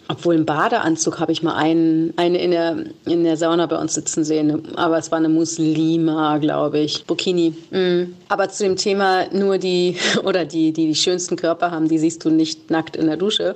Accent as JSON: {"language": "German", "area": "the West", "region": "West Germany", "country": "Germany", "said": "ich komme ja auch aus dem Westen"}